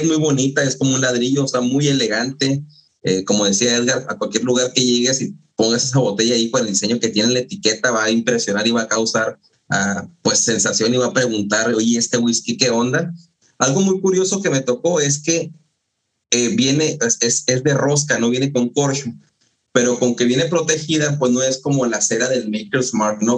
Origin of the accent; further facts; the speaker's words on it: Mexico; yo que vengo de México